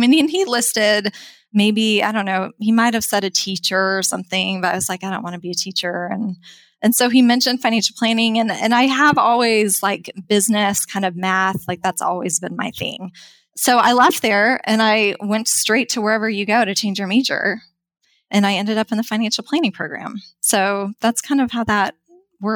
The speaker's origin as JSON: {"language": "English", "region": "Wyoming", "country": "United States", "tie": "born or raised there", "also_born_or_lived": "Texas", "moved": "as an adult", "said": "I grew up in Wyoming"}